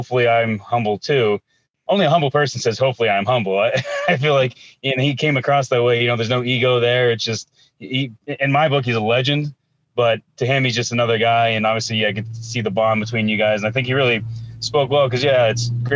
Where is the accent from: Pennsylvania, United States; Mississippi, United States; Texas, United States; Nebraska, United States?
Pennsylvania, United States; Pittsburgh; I grew up in Pittsburgh